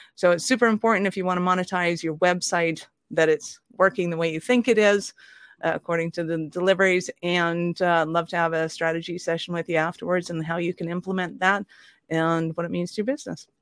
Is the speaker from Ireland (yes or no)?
yes; Ireland; I'm an Irish redhead